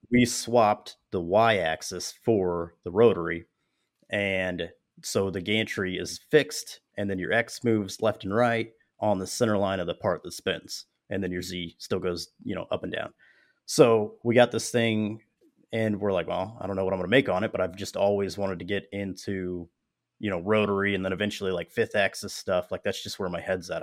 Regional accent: Springfield, Missouri, United States; my hometown, which is where I'm at, Springfield, Missouri

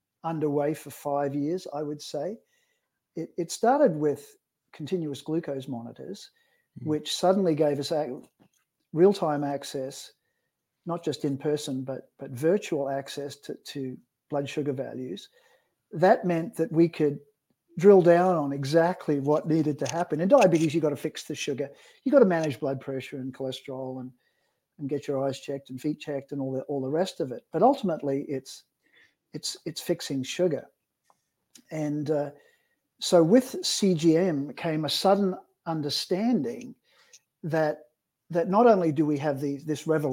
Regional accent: Australia; now in British Columbia, Canada; I'm an Aussie endocrinologist

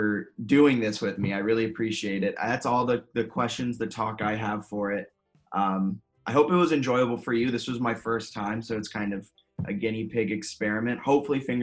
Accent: Virginia, United States; also born or lived in New York City area; growing up in Virginia and I live in Fredericksburg

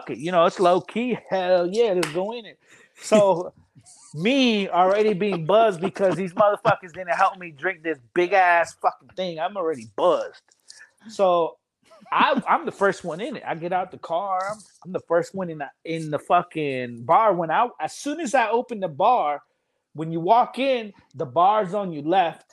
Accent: East Coast, United States; we're from the East Coast, where it's from D.C., Maryland, Virginia

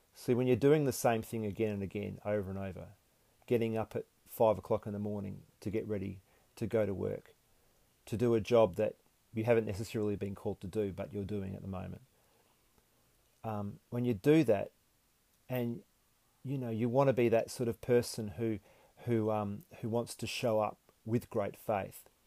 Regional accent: Perth, Western Australia, Australia; also born or lived in Gold Coast; When I moved back to Perth from the Gold Coast

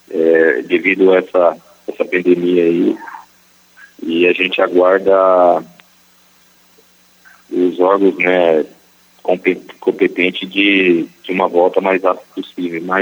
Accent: São Paulo, Brazil; moved away; eu sou paulista, né, Reinaldo? Eu comecei nas categorias de base do Pequenino do Jockey, né, uma, uma escolinha muito importante de São Paulo

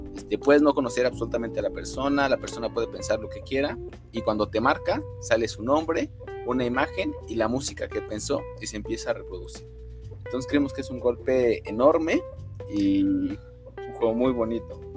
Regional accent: Mexico City, Mexico; Yo soy de aquí Ciudad de México. Mm, eh, toda mi vida he estado en Ciudad de México.

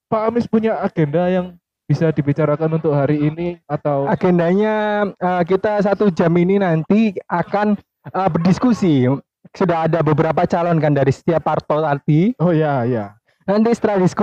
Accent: Central Java, Indonesia; kebetulan saya datang dari Jawa Tengah, London.

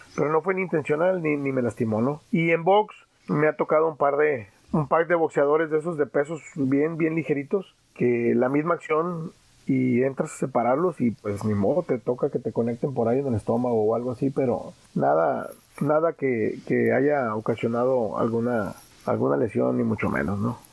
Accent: Tijuana, Baja California, Mexico; soy hijo, soy padre y soy tijuanense

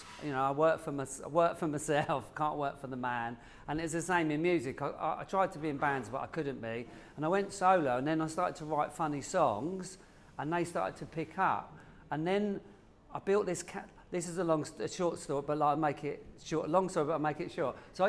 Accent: Woking, South East England, United Kingdom; I'm from Woking, which is below London. Yeah. I talk like this because I made this voice up. Again, I grew up on the council estate and it was all boys.

